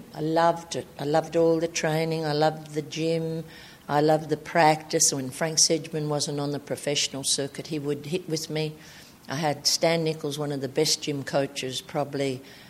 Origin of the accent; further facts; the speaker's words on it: Albury, New South Wales, Australia; I was from Albury, New South Wales.